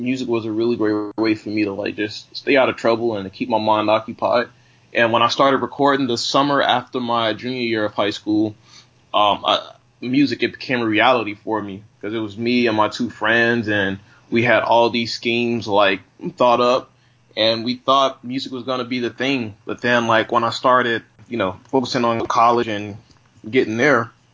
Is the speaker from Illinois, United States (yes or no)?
yes; Chicago, Illinois, United States; also born or lived in Buffalo, New York; now in New York City, United States; I went back to my hometown, Chicago